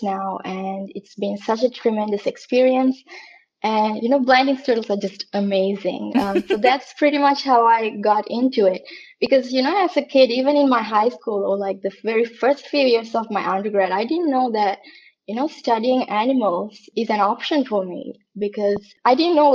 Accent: Sri Lanka; now in Canada; I came to Canada, because I'm from Sri Lanka

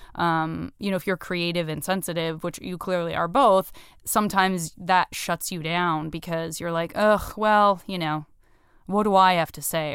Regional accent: Tucson, Arizona, United States; I'm from Tucson. I'm, it's a one hundred percent a city in which being a teenager means that, like, you just will be driving around

